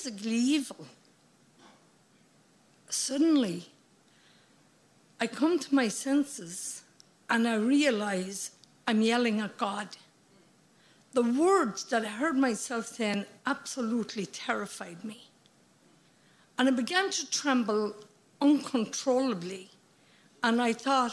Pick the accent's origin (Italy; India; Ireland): Ireland; Midlands; moved away; also born or lived in United States; I grew up in the Midlands here in Ireland